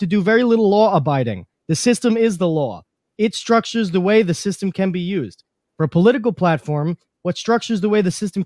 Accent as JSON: {"language": "English", "region": "New York", "country": "United States", "said": "I'm from New York"}